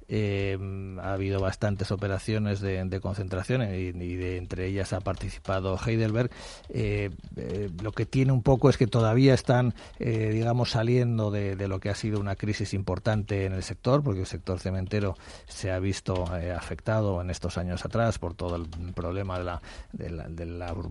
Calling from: Madrid, Community of Madrid, Spain; Soy … de Madrid.

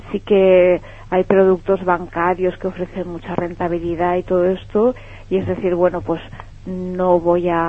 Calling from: Náquera, Valencian Community, Spain; Desde Náquera.

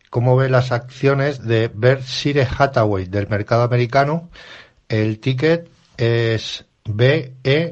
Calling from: Madrid, Community of Madrid, Spain; Buenos días … de Madrid.

